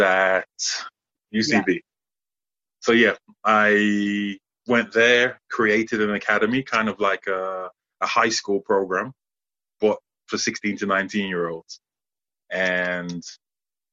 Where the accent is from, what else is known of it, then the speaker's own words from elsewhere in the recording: Birmingham, West Midlands, United Kingdom; Growing up in Birmingham, I was one of the fortunate ones to come through Birmingham Bullets